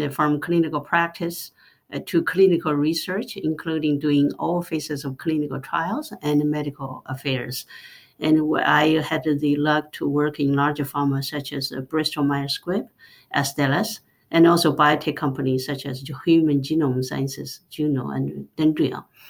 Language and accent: English; China; moved away; I grew up in rural China